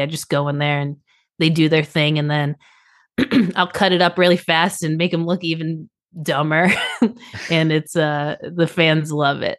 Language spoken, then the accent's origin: English; Boston, Massachusetts, United States; moved away; also born or lived in South Florida / Nashville; I am from Boston, and I lived in South Florida